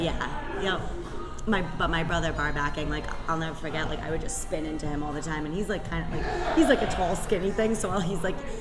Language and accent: English; North Providence, Rhode Island, United States; now in Johnston, United States; I grew up in North Providence. I live in Johnston, and I work in Cranston